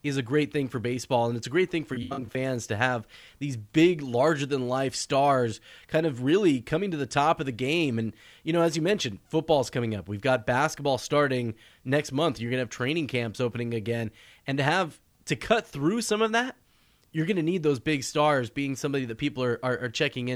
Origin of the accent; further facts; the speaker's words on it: Oakland, California, United States; I was born in Oakland, grew up in the Bay Area